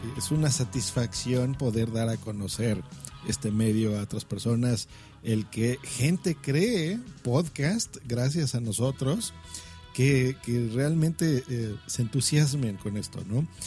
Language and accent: Spanish; Mexico; aquí en mi país, en México